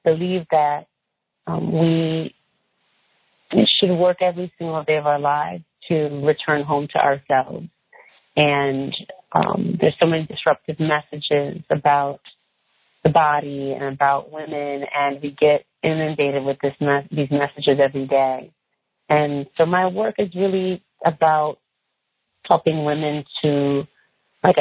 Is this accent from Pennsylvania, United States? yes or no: no; California, United States; I'm from California. I'm a woman who was raised surrounded in nature. We grew a lot of things in California